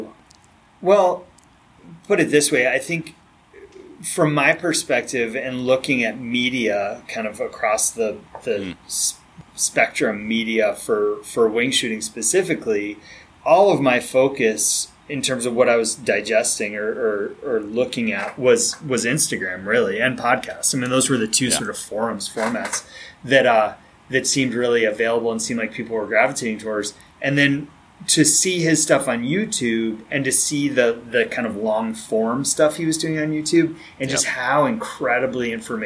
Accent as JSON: {"language": "English", "area": "outside of Boston", "region": "Massachusetts", "country": "United States", "tie": "born or raised there", "said": "when I was growing up outside of Boston"}